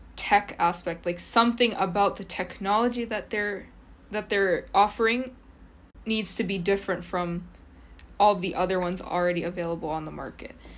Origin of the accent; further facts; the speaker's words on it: Kyoto, Japan; I grew up in Kyoto